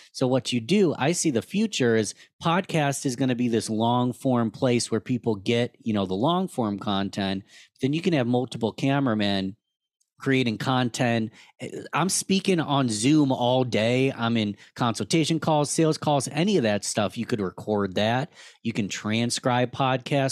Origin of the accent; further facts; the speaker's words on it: Rochester, New York, United States; I'm born and raised in Rochester, New York, lived here my whole life